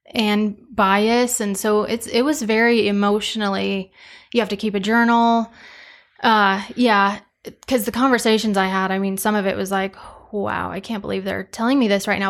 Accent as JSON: {"language": "English", "town": "Cheyenne Wells", "region": "Colorado", "country": "United States", "tie": "born or raised there", "also_born_or_lived": "Kit Carson, Colorado", "moved": "as an adult", "said": "I am from Eastern Colorado, a little town called Cheyenne Wells, um, but I went to school in Kit Carson, so about thirty miles west."}